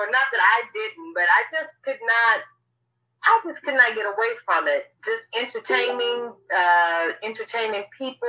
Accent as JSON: {"language": "English", "town": "Hilton Head", "region": "South Carolina", "country": "United States", "said": "international recording artist. I am from Hilton Head, South Carolina."}